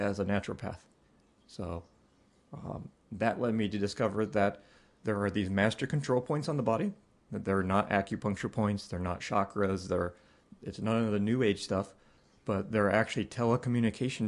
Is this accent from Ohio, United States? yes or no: yes; Ohio, United States; I grew up in Ohio, and that's where I'm living currently